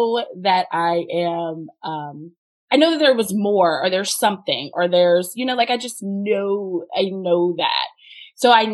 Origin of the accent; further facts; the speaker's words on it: the Bible Belt, Southern United States, United States; I grew up in the Bible Belt